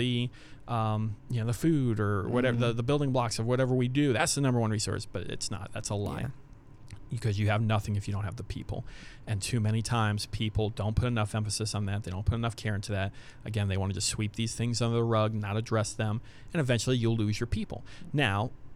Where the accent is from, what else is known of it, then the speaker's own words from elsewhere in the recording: United States; as an American people